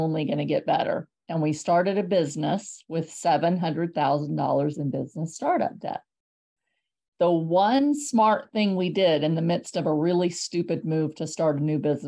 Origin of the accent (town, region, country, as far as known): San Antonio, Texas, United States; born or raised there; moved away as an adult; also born or lived in Houston, Texas; now in Hershey, United States